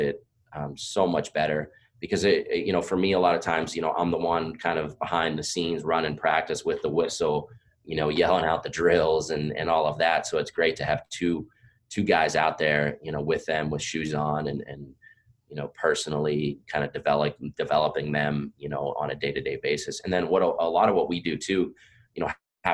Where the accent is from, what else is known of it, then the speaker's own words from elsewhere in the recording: Pennsylvania, United States; moved away as an adult; now in Virginia, United States; I'm from Pennsylvania. I grew up there